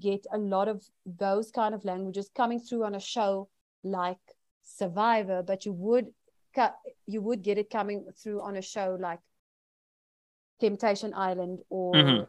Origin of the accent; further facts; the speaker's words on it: Eastern Cape, South Africa; And I also know Xhosa because I'm from the Eastern Cape.